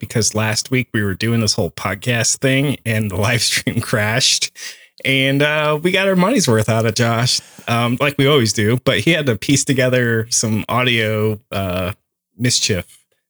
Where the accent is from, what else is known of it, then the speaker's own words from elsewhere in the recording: Fort Wayne, Indiana, United States; also born or lived in Mishawaka, Indiana; I grew up in Fort Wayne and I married a farm girl in Columbia City. Now I'm trapped. I mean, I live out here.